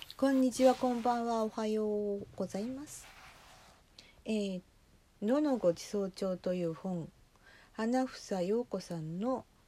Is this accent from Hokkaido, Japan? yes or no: yes; inland Hokkaido, Japan; 北海道の内陸で生まれ育ちえー、しばらく8年ほど離れてまた戻ってきた身